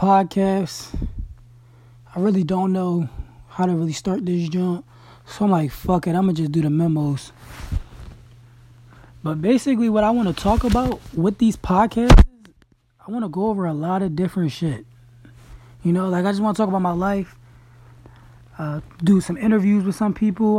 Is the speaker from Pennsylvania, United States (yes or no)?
yes; Crestmont, Pennsylvania, United States; also born or lived in Shippensburg, Pennsylvania; I'm actually from Crestmont